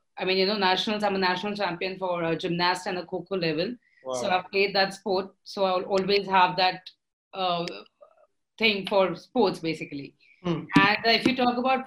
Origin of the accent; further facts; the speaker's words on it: Pune, Maharashtra, India; I'm from Pune. My family and everybody, we always belong to this educational city.